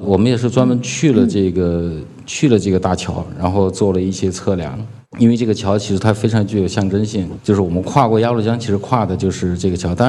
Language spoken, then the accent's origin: Chinese; China; 如果说我们中国人自己的风格，其实只要是我们中国人拍的，因为我们的文化传统，因为我们的历史就有我们的独特性